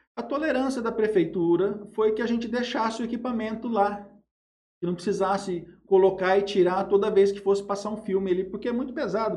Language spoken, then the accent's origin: Portuguese; Jales, São Paulo, Brazil; also born or lived in Araçatuba; Eu nasci em Jales em 1977, eu estou com 45 anos. Sempre morei em Jales, né?